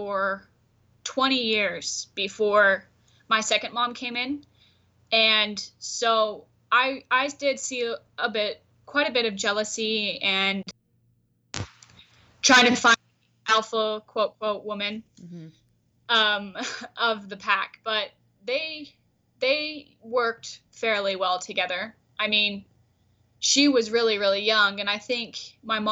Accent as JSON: {"language": "English", "town": "Centennial Park", "region": "Arizona", "country": "United States", "tie": "born or raised there", "said": "I was raised and am growing up in Centennial Park, which is just a little past Short Creek or the Crick"}